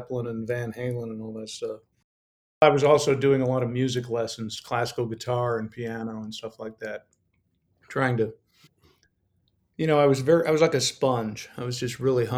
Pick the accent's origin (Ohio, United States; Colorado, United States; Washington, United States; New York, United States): Colorado, United States; I grew up in Colorado